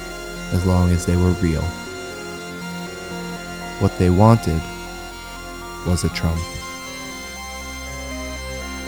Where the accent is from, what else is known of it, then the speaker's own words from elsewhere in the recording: New York City, New York, United States; I grew up in the Bronx, Pelham Bay, an Italian-American neighborhood